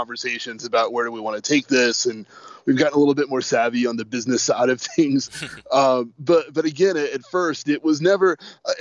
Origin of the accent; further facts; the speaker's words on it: North Carolina, United States; we're all from North Carolina, and I think that's one thing that makes us unique, is that we all grew up around here.